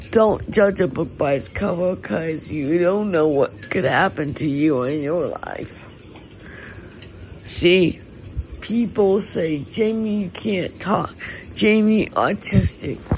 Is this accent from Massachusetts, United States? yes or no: no; Malibu, California, United States; I grew up here in Malibu, but I my family is originally from San Diego, but we moved to Malibu when I was like not even a day old.